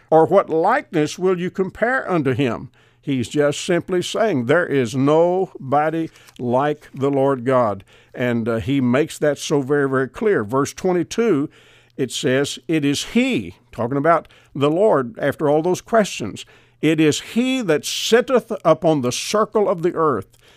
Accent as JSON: {"language": "English", "country": "United States", "tie": "born or raised there", "said": "because I live here in America, I was born in America, I'm an American citizen"}